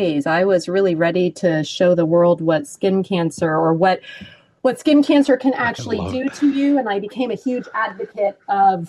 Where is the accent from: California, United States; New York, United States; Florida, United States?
Florida, United States; Miami; I grew up in Miami